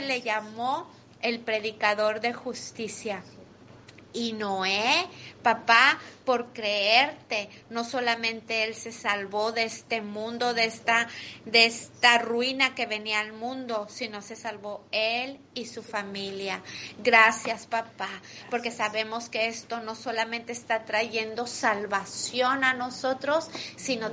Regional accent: Mexico; now in United States; Soy mexicana

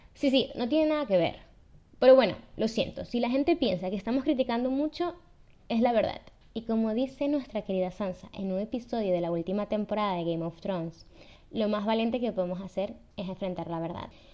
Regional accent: Venezuela; nacimos en Venezuela

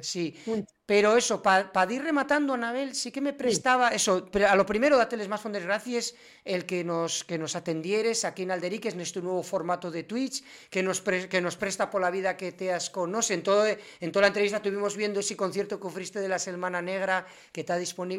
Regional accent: Asturias, Spain; los asturianos somos, y los asturianos

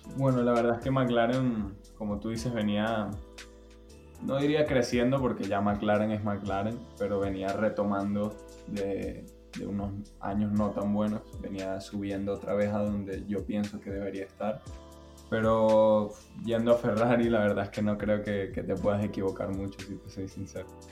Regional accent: Spain; also born or lived in Venezuela; todos como españoles

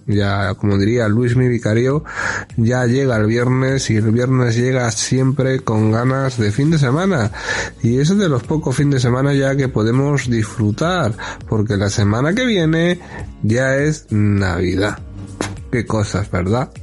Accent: Spain; los lazos de unión que tenemos España con, con Argentina

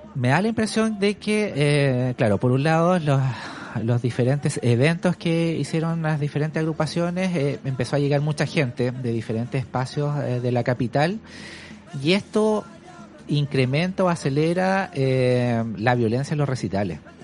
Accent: Santiago, Santiago Metropolitan Region, Chile; yo soy de Santiago, de hecho soy de la zona norte de Santiago

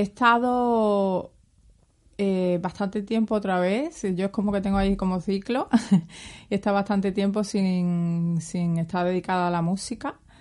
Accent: Seville, Andalusia, Spain; also born or lived in Cádiz; Vivo en Sevilla y nací en Cádiz porque era verano y mi madre le pilló allí en la playita muy a gusto ah, al revés, cuando se puso de parto. Así que soy gaditana. Pero bueno, mm, he vivido toda la vida aquí en Sevilla.

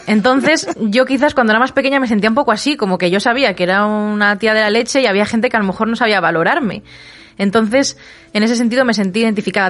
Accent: Segovia, Castile and León, Spain; me fui a Madrid de excursión desde Segovia, mi ciudad natal

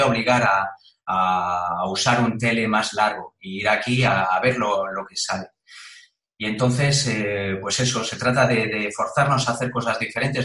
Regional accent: Galicia, Spain; now in Madrid, Spain; yo que soy gallego aquí

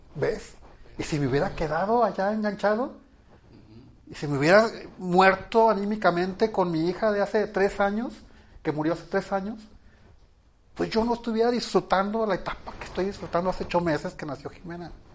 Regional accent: Ciudad Obregón, Sonora, Mexico; Yo nací en Ciudad Obregón, Sonora, de un matrimonio tradicional

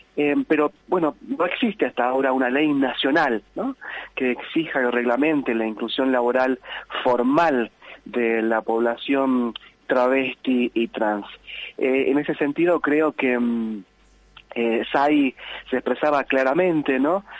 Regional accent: Tartagal, Salta, Argentina; now in Villa Carlos Paz, Argentina; en mi pueblo, en mi ciudad natal, allí en, Tartagal, en Salta

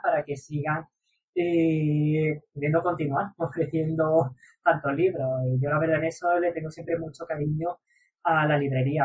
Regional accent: Granada, Andalusia, Spain; los tres somos de, de Granada

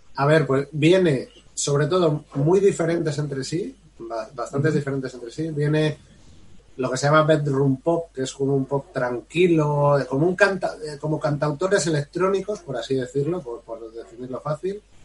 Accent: Spain; somos españoles y no vamos a dejar de serlo

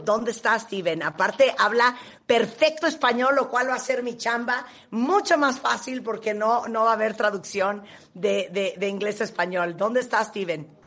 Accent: Mexico; nosotros como mexicanos

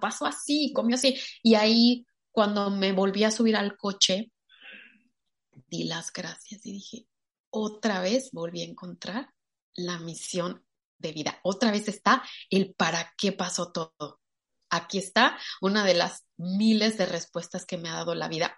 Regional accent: Mexico; soy mexicana

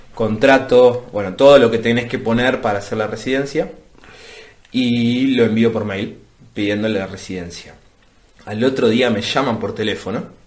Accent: Ituzaingó, Buenos Aires Province, Argentina; moved away as an adult; also born or lived in Moreno, Buenos Aires; now in Rome, Italy; yo nací en Ituzaingó, o Ituzaingó, como se diga, y mi, y mi acta de nacimiento dice, nacido en Ituzaingó, pero inscripto en Paso del Rey Moreno

